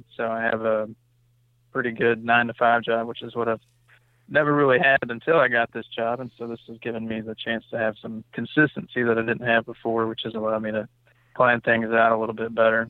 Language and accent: English; Virginia, United States; I'm from Virginia, born and raised. I live in Shenandoah Valley, which, if you're not familiar with Virginia, is the kind of the western part of the state. It's mostly mountainous terrain, not a whole lot going on here